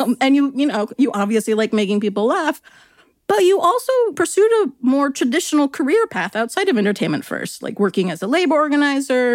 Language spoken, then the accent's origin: English; Long Beach, California, United States; I grew up in Long Beach and I spent a lot of time in Torrance